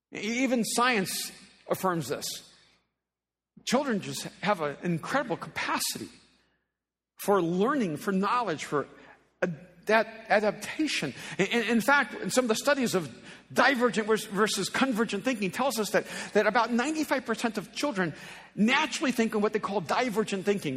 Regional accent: El Salvador; first language Spanish; English is a second language; now in United States; as an immigrant from El Salvador who spoke a language whose main language was Spanish, and I learned English here in the States

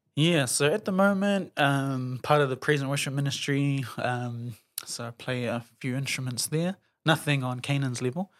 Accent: Auckland, New Zealand; born and raised in Auckland, grew up in Morningside

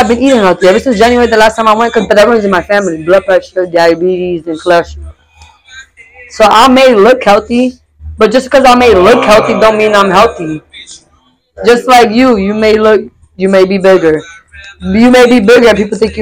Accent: Lawrence, Massachusetts, United States; also born or lived in Pine Hills, Florida; now in Florida, United States; I'm from Lawrence, Massachusetts

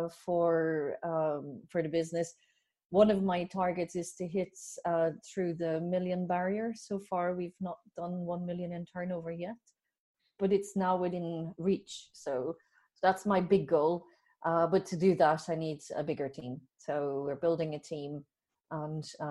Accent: Belgium; accent: Irish, Dutch; moved away as an adult; now in Ireland; I'm originally from Belgium

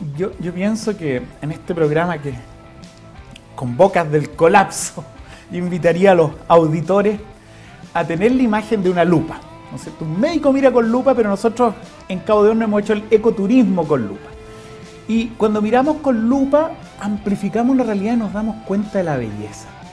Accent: Chile; somos los chilenos

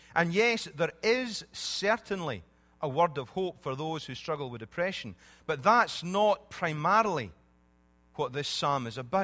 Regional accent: Scotland, United Kingdom; When I was growing up in Scotland

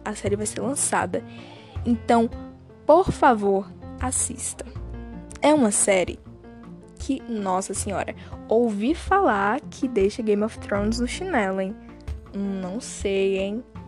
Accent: Bahia, Brazil; Não sei se você reparou no meu sotaque, mas eu sou do Nordeste, uh, da Bahia

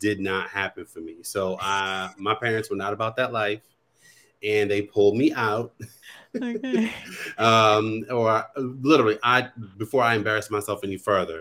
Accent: Baltimore, Maryland, United States; I'm from Baltimore

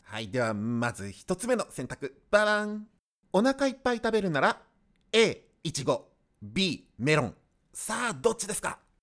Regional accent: Gifu, Japan; 私、出身は岐阜県なんですけども

